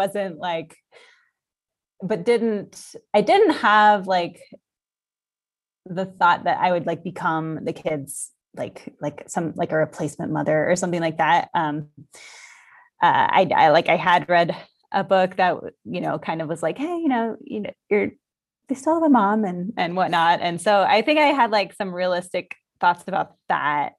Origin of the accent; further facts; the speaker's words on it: Colorado, United States; I grew up in Colorado, United States